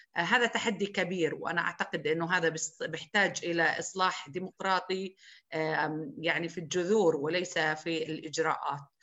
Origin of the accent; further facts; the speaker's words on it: Souf, Jerash Governorate, Jordan; بقريتي بسوف